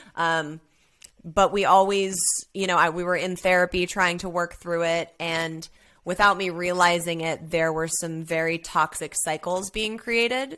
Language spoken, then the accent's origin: English; Los Angeles, California, United States; I grew up, born and raised in Los Angeles as an only child